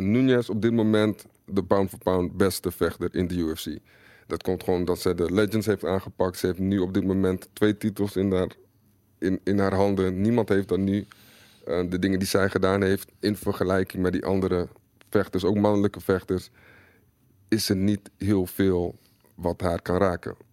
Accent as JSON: {"language": "Dutch", "country": "Netherlands", "said": "als Nederlander natuurlijk"}